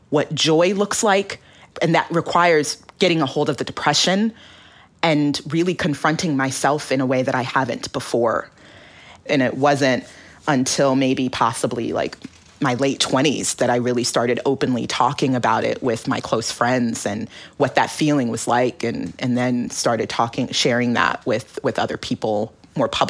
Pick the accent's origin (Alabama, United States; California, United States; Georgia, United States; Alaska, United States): Alaska, United States; growing up in Alaska or being a child of Nigerian immigrants